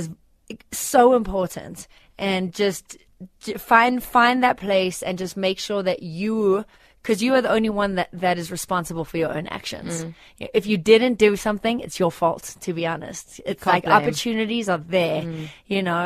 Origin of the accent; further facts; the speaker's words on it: South Africa; accent: South African; moved away; us as South Africans, we have a work ethic that is set apart from many other people in the world